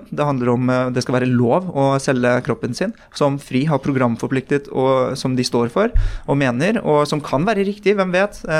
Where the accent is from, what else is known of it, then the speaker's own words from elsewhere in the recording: Oslo, Norway; also born or lived in Bærum; Jeg er en uh, Oppsal-gutt. Jeg vokste opp på østkanten i Oslo, uh, født i 1993 av koreanske foreldre, og som skilte seg. Jeg endte opp med min mor i Bærum, på Østerås, rett utenfor grensen til Bærum.